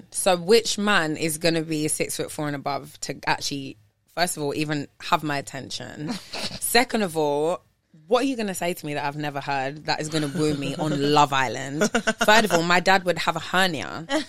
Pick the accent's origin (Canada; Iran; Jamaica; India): Jamaica; I'm sorry to say it like that, but I'm a Jamaican